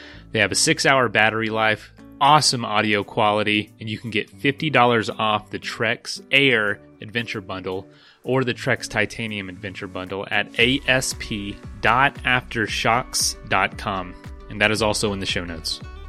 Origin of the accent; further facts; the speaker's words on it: Florida, United States; my most exciting experiences were growing up in Florida. I'm in Florida.